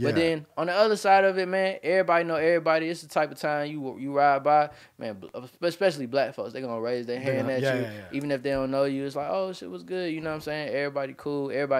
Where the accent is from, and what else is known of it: Edgefield County, South Carolina, United States; born or raised there; also born or lived in Atlanta